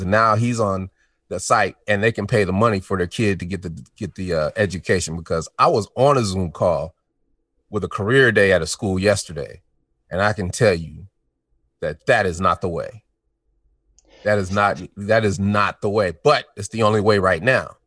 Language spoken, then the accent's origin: English; Denver, Colorado, United States; also born or lived in Chicago, Illinois; I'm from Denver, Colorado